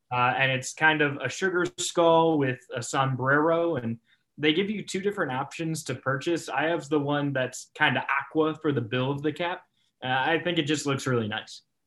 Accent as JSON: {"language": "English", "town": "Cleveland", "region": "Ohio", "country": "United States", "tie": "born or raised there", "moved": "yes", "said": "I grew up in Cleveland in the late nineties"}